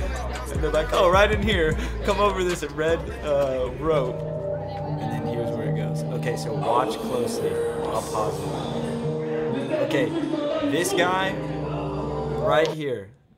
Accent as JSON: {"language": "English", "town": "Austin", "region": "Texas", "country": "United States", "said": "I'm from Austin, Texas, the live music capital of the world."}